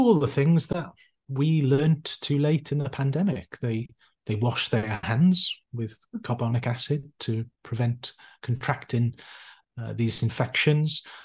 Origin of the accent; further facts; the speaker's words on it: Neath, Wales, United Kingdom; also born or lived in Cardiff / Bristol; I'm originally from South Wales, a small town just on the coast, a place called Neath